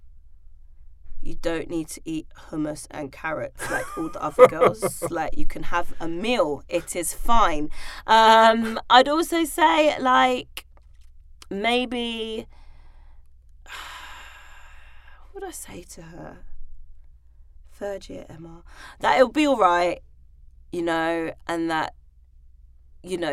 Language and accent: English; London, United Kingdom; I grew up in Hackney, East London, very diverse